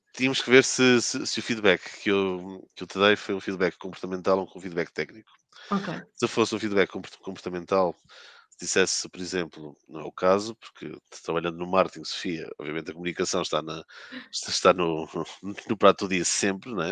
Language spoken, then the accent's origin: Portuguese; Porto, Norte, Portugal; moved away as an adult; now in Lisbon, Portugal; sou um, natural de, do Porto, resido em Lisboa desde 2006